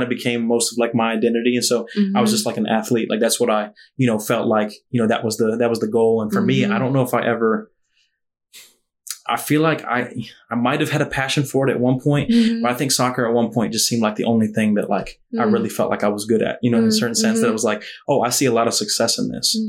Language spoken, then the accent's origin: English; Weddington, North Carolina, United States; moved away as an adult; also born or lived in Charlotte, North Carolina; now in Harrisonburg, United States; I am from Charlotte, North Carolina, but was raised in a little suburb, you know, kind of on the south side of Charlotte called Weddington, North Carolina.